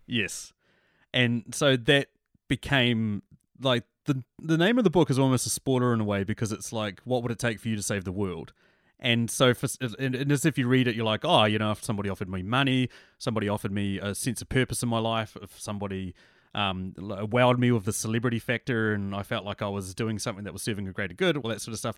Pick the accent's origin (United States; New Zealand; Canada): New Zealand; I'm from New Zealand